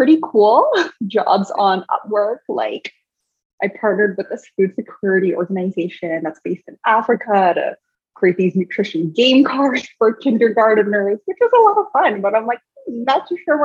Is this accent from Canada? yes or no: yes; Canada; I live in Canada, right? I'm a Canadian